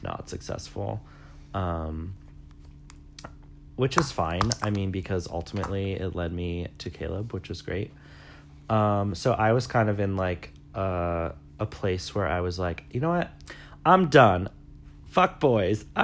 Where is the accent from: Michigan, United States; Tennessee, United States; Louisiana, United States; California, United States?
Michigan, United States; South Lyon; I'm from Michigan, and in the summers I used to work at, in the town that I grew up in, South Lyon